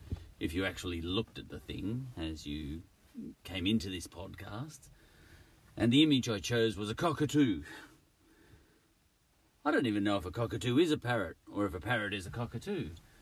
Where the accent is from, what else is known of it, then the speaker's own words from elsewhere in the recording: Australia; But I chose the image because I'm an Australian, and that's an Australian bird, parrot or cockatoo.